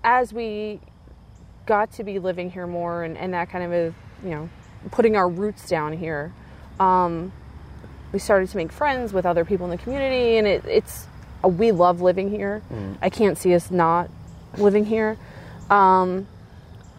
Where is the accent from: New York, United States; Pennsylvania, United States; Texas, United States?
Pennsylvania, United States; Coatesville; moved away as an adult; now in Springford, United States; I was raised in Coatesville.